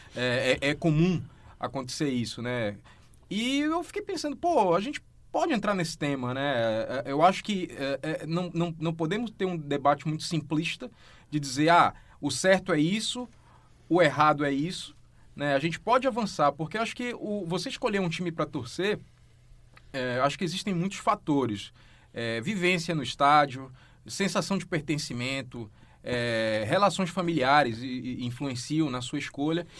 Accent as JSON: {"language": "Portuguese", "region": "Pará", "country": "Brazil", "tie": "born or raised there", "said": "eu sou paraense"}